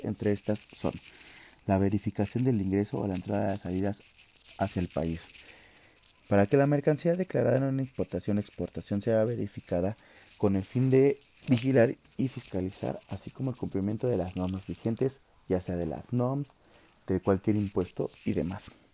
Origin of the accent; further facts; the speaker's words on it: Mexico; como mexicanos